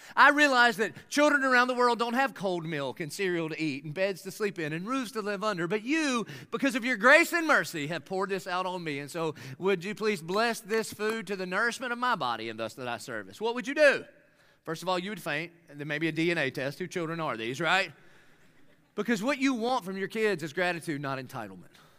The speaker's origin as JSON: {"language": "English", "town": "Dillon", "region": "South Carolina", "country": "United States", "tie": "born or raised there", "said": "I grew up in Dillon, South Carolina"}